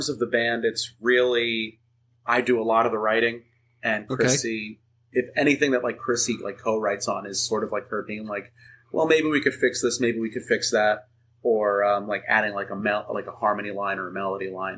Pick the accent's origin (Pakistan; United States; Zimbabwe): United States; Uniondale, New York; moved away as an adult; now in Queens, United States; I was born in Uniondale